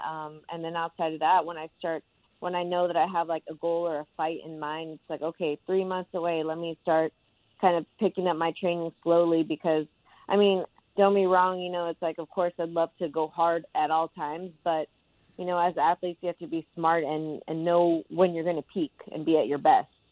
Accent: California, United States; my home state of California

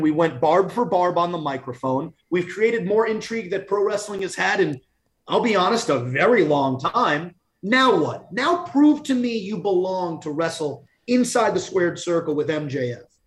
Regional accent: Long Island, New York, United States; come home to Long Island, my roots

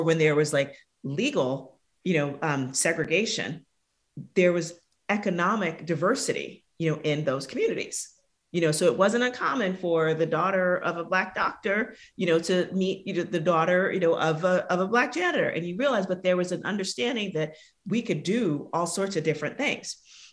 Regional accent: New York City, New York, United States; I'm from the South Bronx in New York City.

